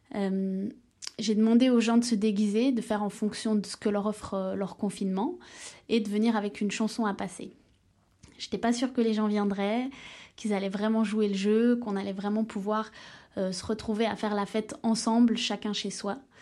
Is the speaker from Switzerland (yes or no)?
yes; Switzerland; now in Brussels, Belgium; je suis suisse mais vis à Bruxelles.